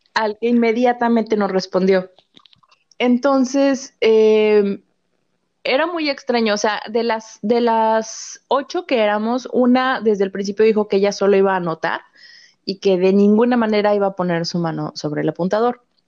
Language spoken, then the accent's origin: Spanish; Mexico; mi pueblo, mi pueblo era todavía, pero ya no, pero en esa, en la época en la que esto ocurrió, en eh, que ocurrió la fecha que nos dijo la tabla, em, era como el punto intermedio entre, entre la Ciudad de México y una ciudad fronteriza